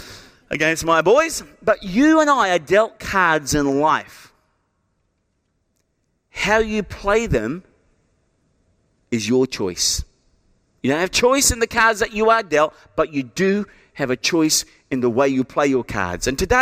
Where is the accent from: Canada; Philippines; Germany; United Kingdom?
United Kingdom; England; born there; I had no choice in the fact that I was born in England to my mum and dad.